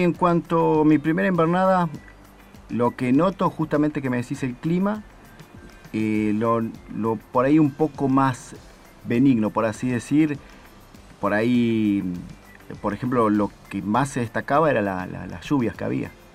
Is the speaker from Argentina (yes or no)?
yes; Rafael Castillo, Buenos Aires Province, Argentina; now in Antarctica; Soy de la provincia de Buenos Aires, eh, Rafael Castillo